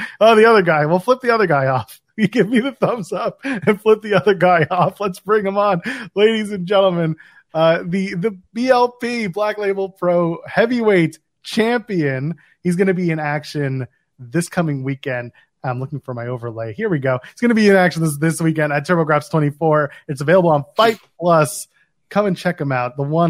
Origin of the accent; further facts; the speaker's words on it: Australia; I am Australian.